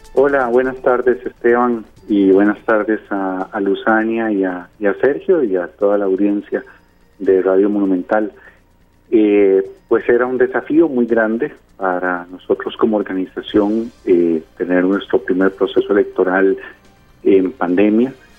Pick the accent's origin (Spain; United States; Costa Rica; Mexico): Costa Rica; Somos expertos los costarricenses en eso